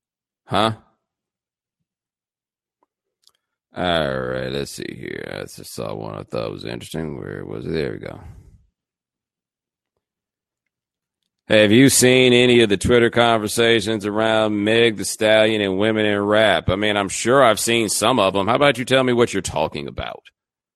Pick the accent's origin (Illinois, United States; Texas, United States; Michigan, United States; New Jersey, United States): Texas, United States; Houston; I'm from Houston